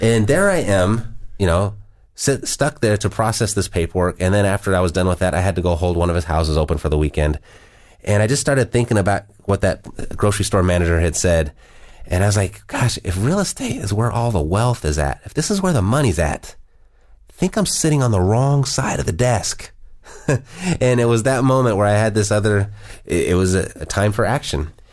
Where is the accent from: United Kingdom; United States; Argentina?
United States; Southern California; I was born and raised in Southern California